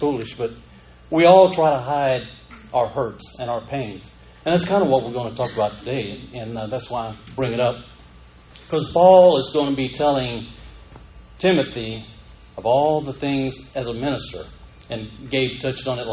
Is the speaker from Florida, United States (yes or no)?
yes; Panama City, Florida, United States; I grew up in Panama City